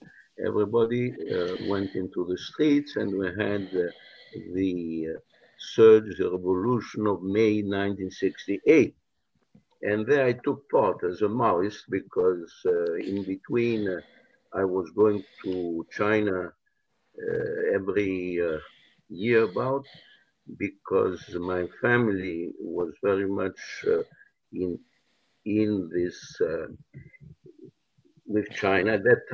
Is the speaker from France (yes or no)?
yes; France; Any case, so I grew up in France. all I went into University at the Sorbonne.